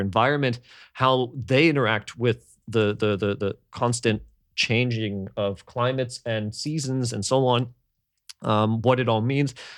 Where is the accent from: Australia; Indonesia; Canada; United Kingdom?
Canada; growing up in Canada, we had bigger families.